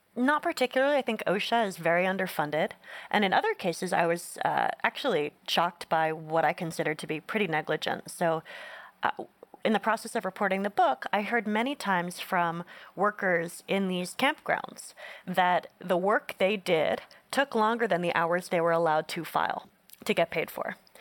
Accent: Northeast, United States; I grew up in the Northeast, so not an R V heavy culture.

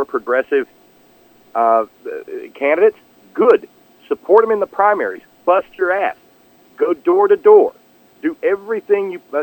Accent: West Virginia, United States; as an American first or a West Virginian first

